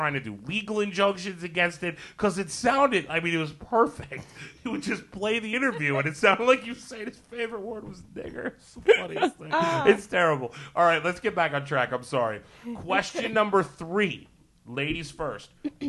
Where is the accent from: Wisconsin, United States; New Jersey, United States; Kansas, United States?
New Jersey, United States; moved away; I grew up in Jersey, so we had the New York stations.